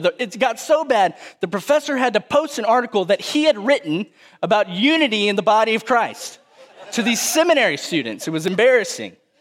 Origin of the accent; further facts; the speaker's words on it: Cuero, Texas, United States; I grew up in South Texas, home of the fighting gobblers in Cuervo, Texas